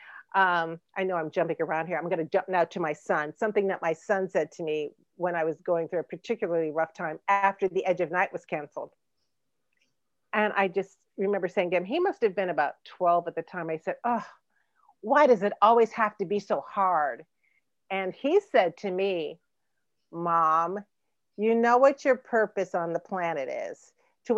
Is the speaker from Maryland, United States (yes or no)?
no; Chicago, Illinois, United States; I was born in Provident Hospital on the south side of Chicago